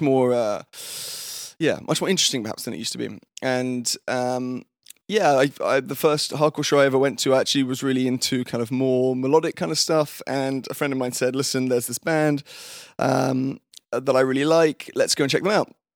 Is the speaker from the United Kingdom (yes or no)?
yes; London, United Kingdom; moved away; also born or lived in Fulham / Wimbledon; I was born and raised in London. I had always, I grew up in Fulham, which is in southwest London